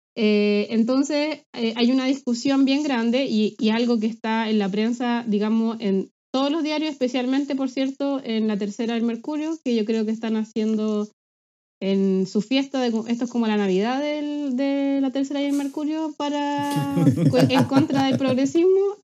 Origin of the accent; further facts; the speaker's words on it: Talcahuano, Biobío, Chile; moved away as an adult; now in Glasgow, United Kingdom; soy talcahuano, del Huachipato